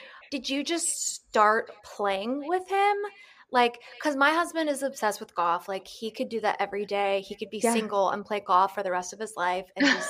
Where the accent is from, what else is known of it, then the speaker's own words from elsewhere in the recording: Raleigh, North Carolina, United States; So we are all from Raleigh